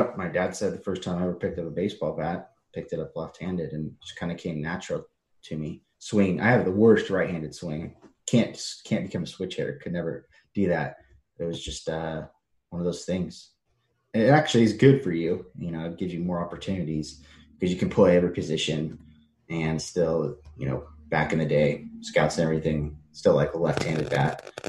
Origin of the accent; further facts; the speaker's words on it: California, United States; The Orange County, yeah.